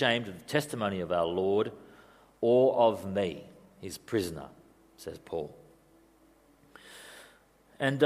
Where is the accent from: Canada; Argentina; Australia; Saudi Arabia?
Australia; also born or lived in Europe; being Australian